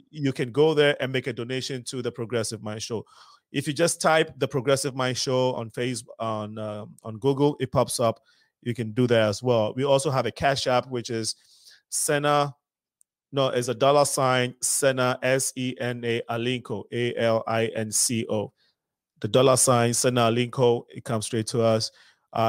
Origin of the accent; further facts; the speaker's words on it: Ghana; now in Chicago, United States; as a Ghanaian